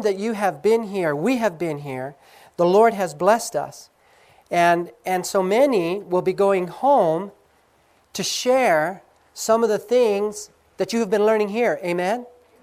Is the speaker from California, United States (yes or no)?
yes; Southern California, United States; moved away as an adult; I grew up in Southern California. This is my state